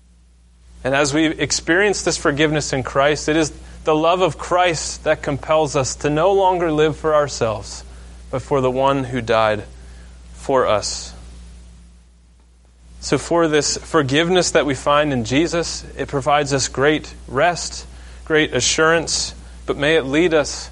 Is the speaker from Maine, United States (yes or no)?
yes; Maine, United States; I grew up in Maine